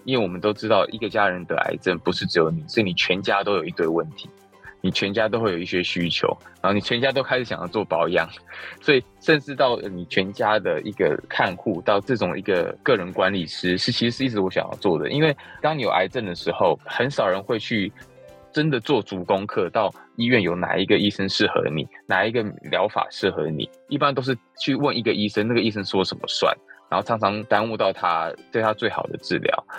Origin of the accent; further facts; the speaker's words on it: United States; moved away as an adult; also born or lived in California; now in Taiwan; 其实我是从小在，呃，美国读书嘛，那我大学毕业其实就是在加州开始创业